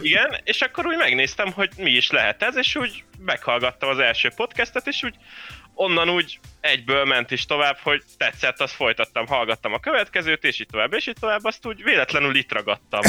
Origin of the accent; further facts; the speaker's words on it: Kecskemét, Bács-Kiskun, Hungary; Kecskeméti vagyok igazából